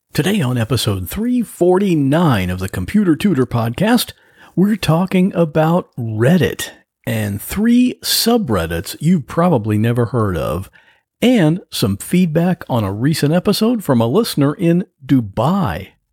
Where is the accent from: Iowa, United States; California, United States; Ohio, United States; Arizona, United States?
Ohio, United States; now in Florida, United States; I grew up in Ohio